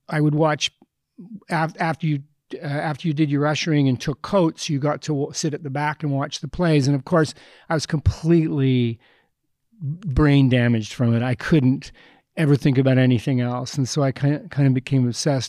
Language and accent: English; Edmonton, Alberta, Canada; I grew up in Edmonton